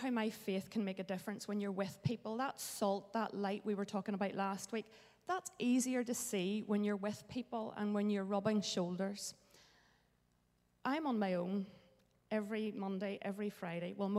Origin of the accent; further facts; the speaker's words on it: Bangor, Northern Ireland, United Kingdom; I grew up in Bangor, so this is a familiar place for me